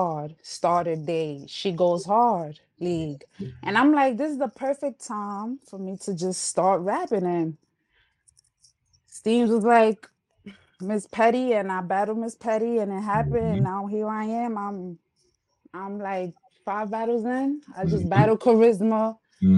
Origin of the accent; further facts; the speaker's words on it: New York City, New York, United States; accent: New York; also born or lived in Uptown Manhattan; My parents are Honduran, but I was born and raised in the Bronx